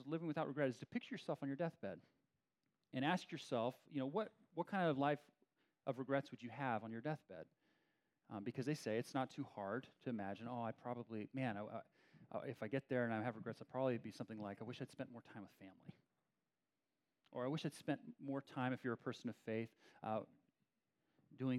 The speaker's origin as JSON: {"language": "English", "area": "Bay Area", "region": "California", "country": "United States", "also_born_or_lived": "San Diego / Albany / Berkeley / Beijing", "said": "I'm from the Bay Area. I've lived here, I don't know, about 20 years of my life"}